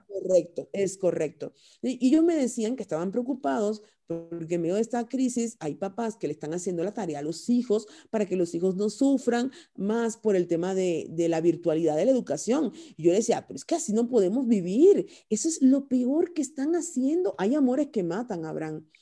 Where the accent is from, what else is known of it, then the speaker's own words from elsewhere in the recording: Cuba; moved away as an adult; also born or lived in Spain; now in Mexico; soy originaria de Cuba